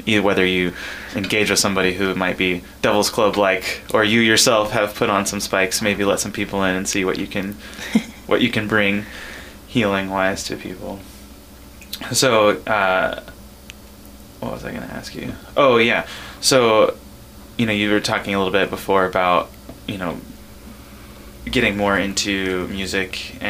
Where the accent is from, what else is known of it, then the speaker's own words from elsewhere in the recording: California, United States; now in Ketchikan, United States; I'm from California originally, and I definitely grew up in a more rural area